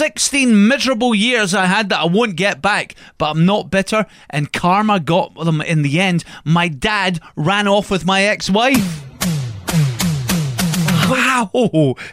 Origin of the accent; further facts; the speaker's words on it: Kilbarchan, Scotland, United Kingdom; you're from Eldersley, which is like the village next to me, because I'm from Kilbarkin.